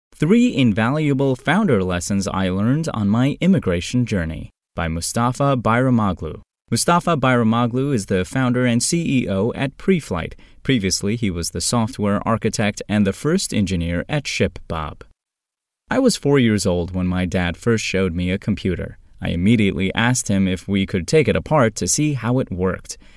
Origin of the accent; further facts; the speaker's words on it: Turkey; English is a second language; moved away as an adult; also born or lived in Georgia, United States / Tennessee, United States; now in United States; getting out of Turkey, my home country